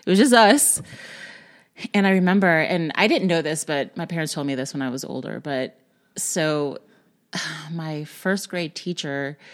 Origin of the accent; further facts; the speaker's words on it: Tacoma, Washington, United States; moved away; So I grew up in Tacoma, Washington. It's right outside of Seattle, about 30 minutes out. I grew up in a very middle-class white neighborhood.